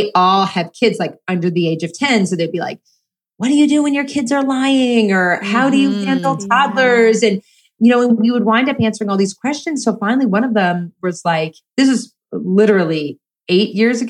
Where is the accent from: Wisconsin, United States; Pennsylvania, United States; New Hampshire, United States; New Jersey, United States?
Pennsylvania, United States; outside of Philadelphia; moved away as an adult; now in Steubenville, United States; I grew up outside of Philadelphia.